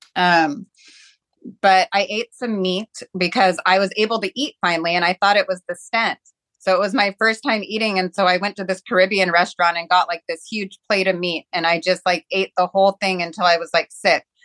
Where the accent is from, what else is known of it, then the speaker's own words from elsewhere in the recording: Seattle, Washington, United States; I grew up in Seattle